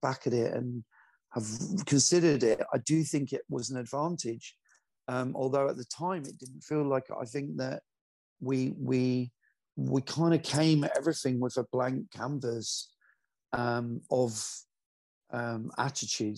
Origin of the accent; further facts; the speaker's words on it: Glasgow, Scotland, United Kingdom; moved away; I'm originally from Glasgow